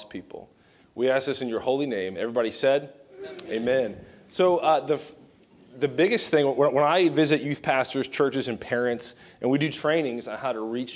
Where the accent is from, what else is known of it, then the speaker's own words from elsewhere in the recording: Southern Virginia, United States; I grew up in Southern Virginia